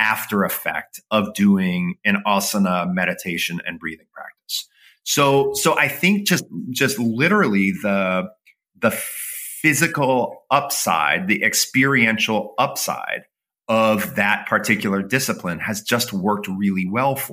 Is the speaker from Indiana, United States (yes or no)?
no; Toledo, Ohio, United States; I grew up in the Midwest. I grew up in Toledo, Ohio